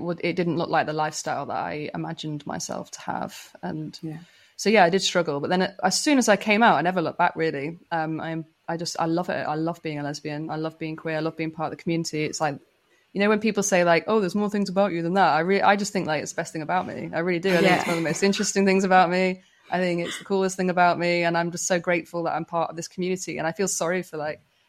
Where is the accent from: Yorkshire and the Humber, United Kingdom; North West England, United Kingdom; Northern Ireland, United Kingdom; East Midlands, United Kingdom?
North West England, United Kingdom; Manchester; moved away as an adult; I grew up in Manchester in the UK, which is like notoriously gay friendly